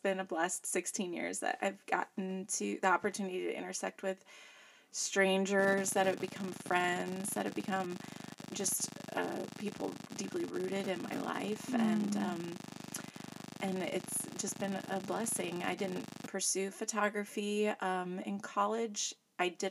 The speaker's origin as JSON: {"language": "English", "region": "Northwest Indiana", "country": "United States", "tie": "born or raised there", "also_born_or_lived": "Chicago", "moved": "as an adult", "lives_now": "East Central Illinois, United States", "said": "I grew up in Northwest Indiana, but I was born to a legacy Chicago family"}